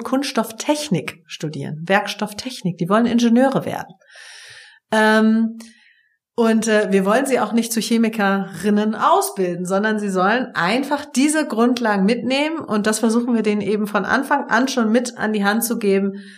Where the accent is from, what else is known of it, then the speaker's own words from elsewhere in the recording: Lübeck, Schleswig-Holstein, Germany; komme ja sozusagen dazwischen her, nämlich gebürtig aus Lübeck.